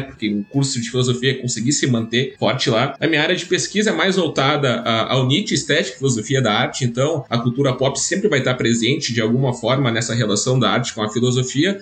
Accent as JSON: {"language": "Portuguese", "region": "Rio Grande do Sul", "country": "Brazil", "said": "eu sou gaúcho"}